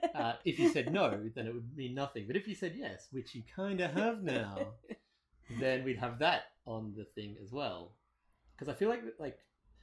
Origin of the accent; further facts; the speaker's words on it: Australia; moved away as an adult; now in Toronto, Canada; I'm an Australian